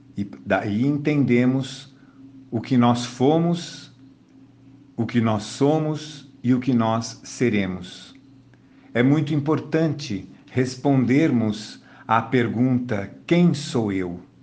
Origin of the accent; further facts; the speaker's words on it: Brazil; aqui no Brasil, cada um dos brasileiros, já quando nasce, recebe um número chamado Cadastro de Pessoa Física, CPF. E isto nos identifica como brasileiros